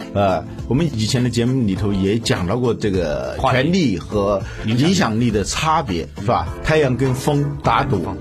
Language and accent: Chinese; China; 我们中国人